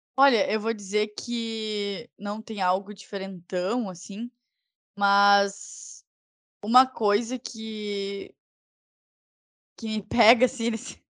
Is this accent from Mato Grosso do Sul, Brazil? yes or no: no; Porto Alegre, Rio Grande do Sul, Brazil; accent: porto-alegrense; eu fiz um sotaque super porto-alegrense